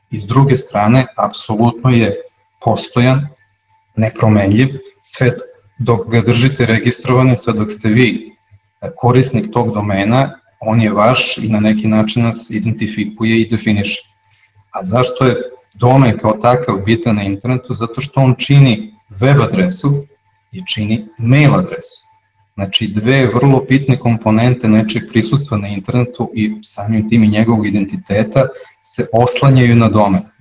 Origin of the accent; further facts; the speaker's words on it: Serbia; kod nas u Srbiji